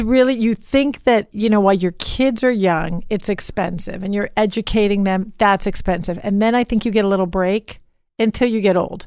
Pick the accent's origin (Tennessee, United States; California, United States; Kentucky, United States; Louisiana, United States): California, United States; Beverly Hills; growing up in Beverly Hills